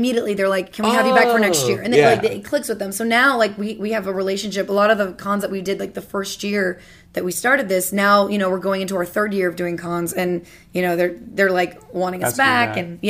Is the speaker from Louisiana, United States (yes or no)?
yes; Louisiana, United States; I mean, I'm from Louisiana.